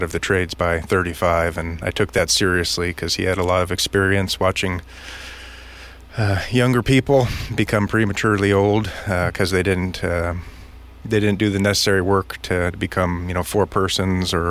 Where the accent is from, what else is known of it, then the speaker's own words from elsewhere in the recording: San Luis Obispo County, California, United States; I grew up in San Luis Obispo County